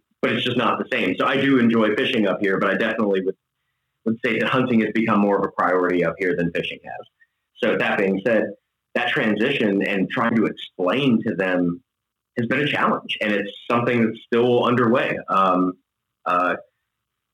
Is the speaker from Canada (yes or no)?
no; Tampa, Florida, United States; also born or lived in Tallahassee, Florida / southern Wisconsin; originally from Tampa, Florida, moved to southern Wisconsin from Tallahassee, Florida, native Floridian